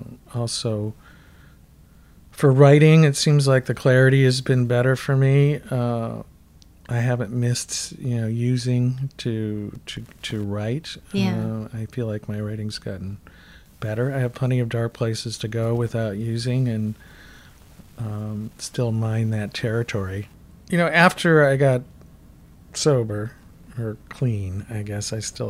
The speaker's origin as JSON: {"language": "English", "town": "Toledo", "region": "Ohio", "country": "United States", "moved": "as an adult", "lives_now": "Minneapolis, United States", "said": "Well, you know, I came to Minneapolis from Toledo, Ohio in 73 to go to college."}